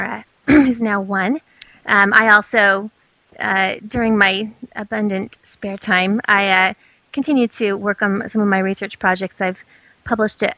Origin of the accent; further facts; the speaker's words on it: Southern California, United States; also born or lived in Provo, Utah / Porto, Portugal / San Diego; in Southern California